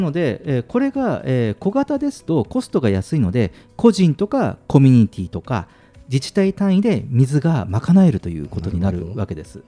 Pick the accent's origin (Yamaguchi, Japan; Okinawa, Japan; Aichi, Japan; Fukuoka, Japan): Fukuoka, Japan; moved away; 私あのあの出身が福岡なので